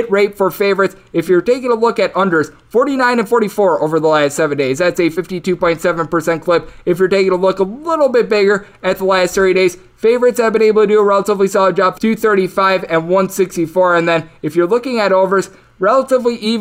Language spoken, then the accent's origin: English; Wisconsin, United States; now in Las Vegas, United States; my home state of Wisconsin